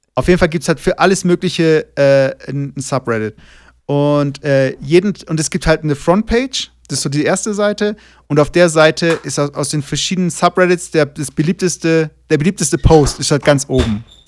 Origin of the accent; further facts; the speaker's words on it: Germany; moved away as an adult; now in Toluca, Mexico; als Deutscher